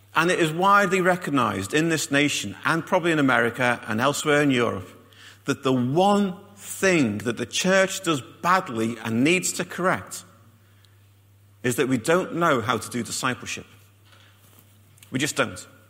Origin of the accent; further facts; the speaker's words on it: Liverpool, North West England, United Kingdom; moved away; I come from Liverpool